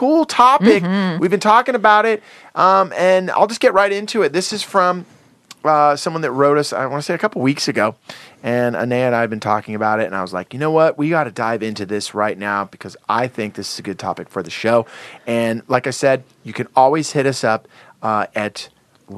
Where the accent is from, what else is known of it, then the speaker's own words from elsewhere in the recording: Santa Cruz, California, United States; now in Los Angeles, United States; I grew up in Santa Cruz, in the ocean.